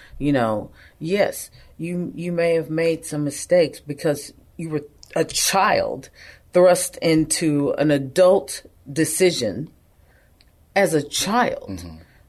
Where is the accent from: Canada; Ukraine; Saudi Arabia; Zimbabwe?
Saudi Arabia; Yanbu, Medina Province; I'm a Christian, but I grew up in Saudi Arabia. Part of my time was there, and lived in a little city called Yanbu, Saudi Arabia, between Mecca and Medina.